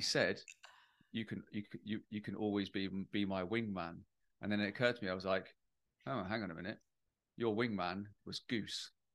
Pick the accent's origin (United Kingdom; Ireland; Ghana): United Kingdom; I'm British